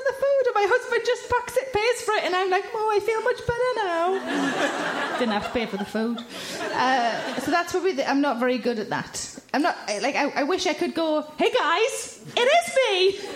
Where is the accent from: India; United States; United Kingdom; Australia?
United Kingdom; Tyneside, North East England